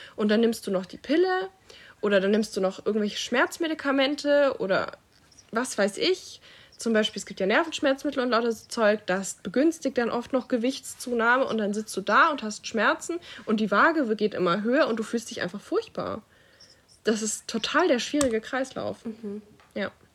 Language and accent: German; Stuttgart, Baden-Württemberg, Germany; ich komme ja aus Stuttgart